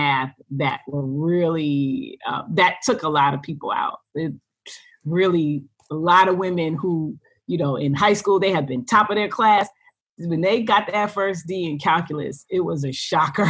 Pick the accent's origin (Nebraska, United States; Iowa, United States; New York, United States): New York, United States; New York City; I grew up in Brooklyn, New York.